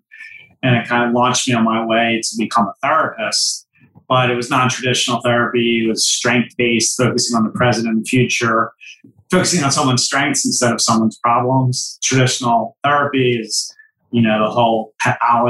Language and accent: English; Philadelphia, Pennsylvania, United States; I come from the Philadelphia area